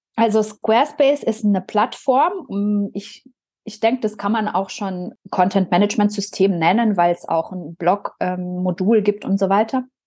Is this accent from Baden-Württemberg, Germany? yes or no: yes; Biberach an der Riß, Baden-Württemberg, Germany; da, wo ich herkomme, aus Biberach